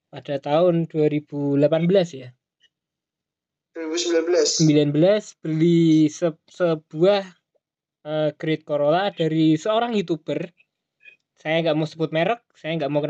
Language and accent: Indonesian; Java, Indonesia; accent: Javanese (medok); Gue kan gak bisa oh. ngomong gue lu, medok.